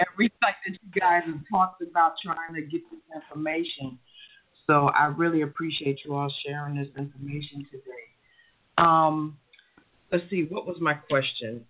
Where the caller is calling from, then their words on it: Stone Mountain, Georgia, United States; I'm calling from Stone Mountain, Georgia